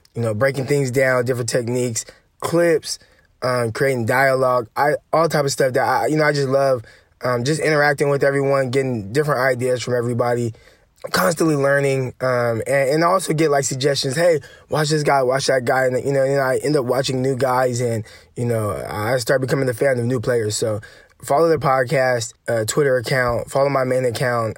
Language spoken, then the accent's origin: English; Stockton, California, United States; I grew up in Stockton, California